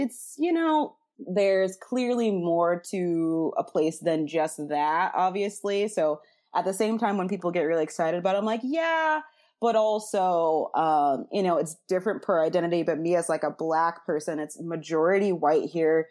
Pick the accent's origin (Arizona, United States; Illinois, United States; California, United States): Illinois, United States; Chicago; I was from Chicago